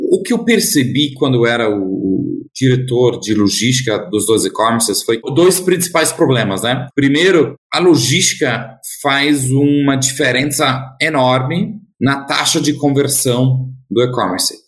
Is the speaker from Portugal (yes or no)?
no; Germany; Portuguese is a second language; moved away as an adult; also born or lived in Netherlands / United States; now in Brazil; eu sou alemão, é, nasci e cresci na Alemanha, é numa cidadezinha bastante pequena